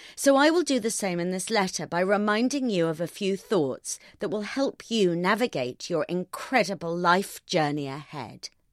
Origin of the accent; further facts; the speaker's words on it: United Kingdom; I'm British